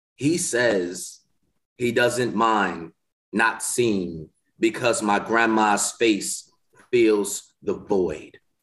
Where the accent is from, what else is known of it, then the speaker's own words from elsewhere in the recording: Milwaukee, Wisconsin, United States; moved away as an adult; now in Mississippi, United States; I'm from Milwaukee, Wisconsin